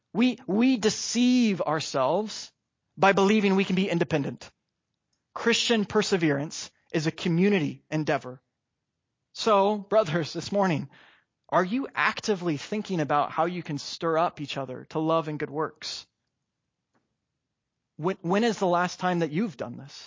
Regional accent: Oregon, United States; also born or lived in Corvallis, Oregon; now in Roseburg, United States; I was born and raised in Oregon

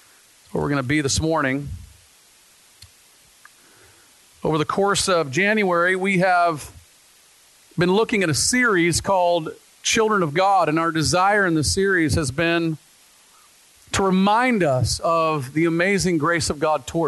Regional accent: the South, United States; now in Pacific Northwest, United States; I grew up in the South

